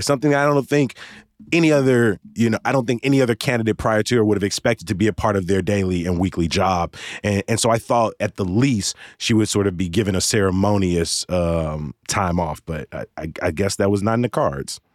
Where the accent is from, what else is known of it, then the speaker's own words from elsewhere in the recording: Chicago, Illinois, United States; moved away as an adult; a lifelong Chicagoan, born and raised on the South Side